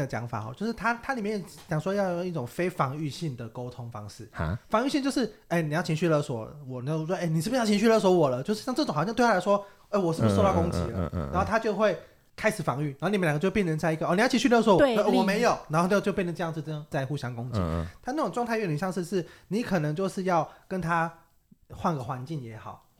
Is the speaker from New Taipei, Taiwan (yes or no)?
no; Kaohsiung, Taiwan; 我高雄人。